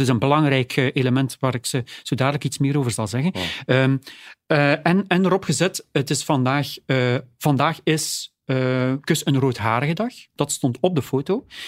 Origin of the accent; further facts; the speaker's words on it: Oudenaarde, Flanders, Belgium; Ik ben zelf van Oudenaarde